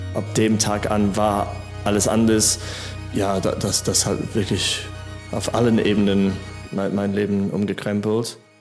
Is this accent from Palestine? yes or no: no; England, United Kingdom; German is a second language; moved away as an adult; now in Germany; Ich bin in England aufgewachsen ähm, und dann war ich äh, 23, als ich nach Deutschland kam